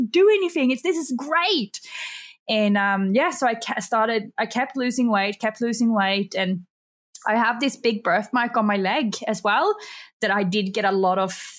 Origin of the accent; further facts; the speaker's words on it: Sweden; English is a second language; moved away as an adult; also born or lived in Australia; now in Bali, Indonesia; I am actually from Sweden. So if I have a bit of an accent that comes out